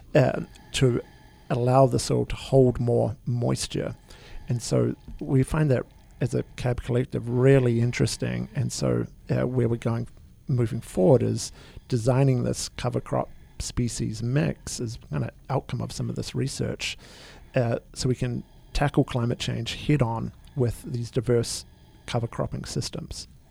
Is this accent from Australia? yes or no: no; New Zealand; now in United States; I'm originally from New Zealand.